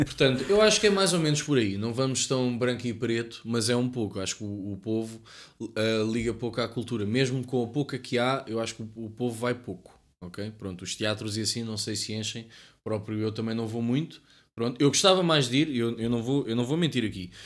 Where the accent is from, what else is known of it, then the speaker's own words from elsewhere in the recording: Cascais, Lisbon, Portugal; eu sou da zona de Cascais